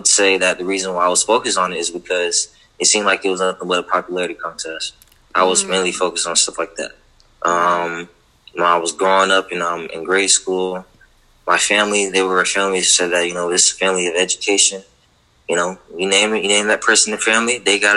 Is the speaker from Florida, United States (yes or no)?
yes; Fort Pierce, Florida, United States; growing up in Fort Pierce, where I'm from